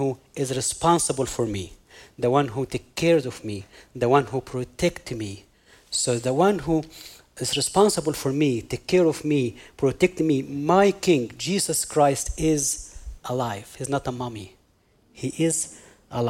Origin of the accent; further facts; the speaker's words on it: Egypt; moved away; I'm originally from Egypt. And because I'm from Egypt